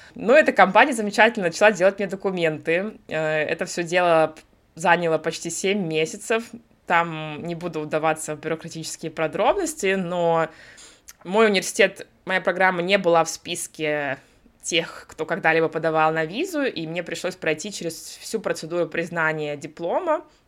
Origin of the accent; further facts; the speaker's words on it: Russia; moved away as an adult; also born or lived in United States / Sweden; now in Berlin, Germany; я из России, да, далеко не с юга